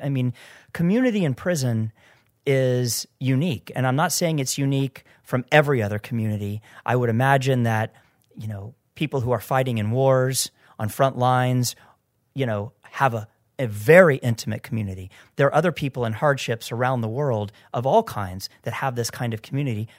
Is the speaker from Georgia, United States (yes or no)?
no; Florida, United States; I grew up in Florida